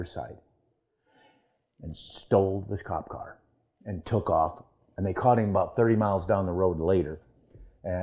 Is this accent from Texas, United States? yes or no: no; Waterloo, Iowa, United States; also born or lived in Ames, Iowa; Waterloo, Iowa, my hometown